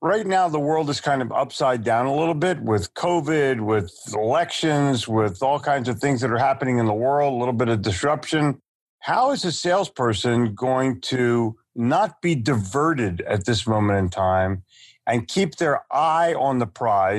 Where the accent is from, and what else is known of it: Philadelphia, Pennsylvania, United States; born or raised there; also born or lived in New York City; now in Charlotte, United States